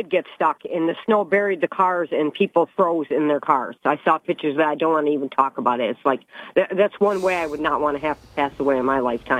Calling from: Binghamton, New York, United States; calling back from Binghamton, Bob.

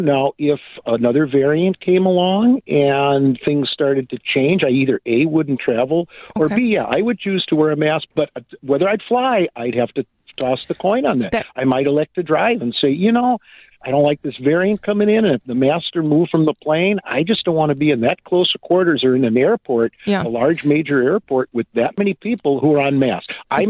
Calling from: Wisconsin, United States; Hi, I'm actually calling from Washera County, Wisconsin

